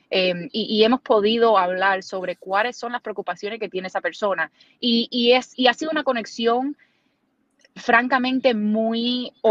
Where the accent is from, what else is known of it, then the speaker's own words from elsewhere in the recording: Cuba; now in United States; en nuestro, en nuestro estado, nuestro, nuestro distrito, eh, en nuestra comunidad, no solamente como cubanos, pero en general, las preocupaciones que tienen las personas.